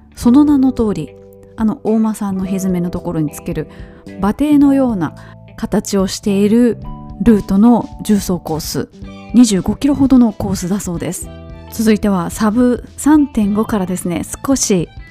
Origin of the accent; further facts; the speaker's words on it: Kobe, Hyogo, Japan; 私の地元のあの神戸の須磨